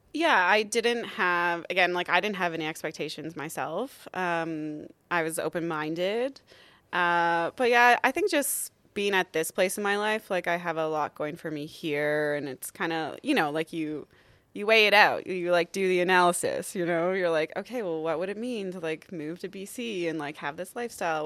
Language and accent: English; Ontario, Canada; moved away as an adult; also born or lived in Calgary; now in Yukon, Canada; So I moved up here from Calgary, actually, but, um, I'm an Ontario girl